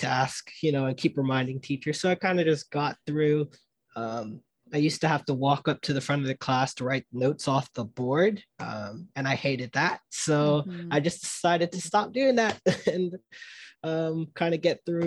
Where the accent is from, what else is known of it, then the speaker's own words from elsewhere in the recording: Bermuda; I was born and raised in Bermuda.